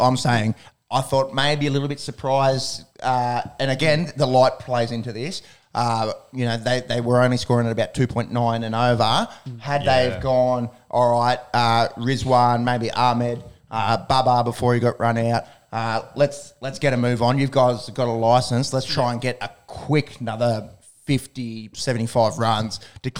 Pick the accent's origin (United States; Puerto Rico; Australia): Australia; it's probably a good thing for us as Australian fans